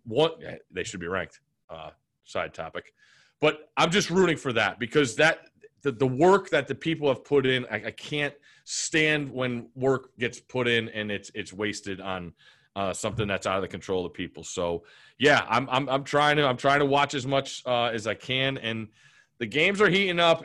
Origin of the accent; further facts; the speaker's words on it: Connecticut, United States; moved away; growing up in Connecticut